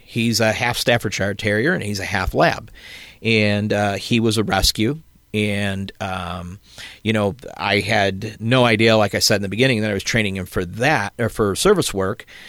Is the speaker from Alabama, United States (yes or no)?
no; South Elgin, Illinois, United States; moved away as an adult; now in Southern Illinois, United States; originally from South Elgin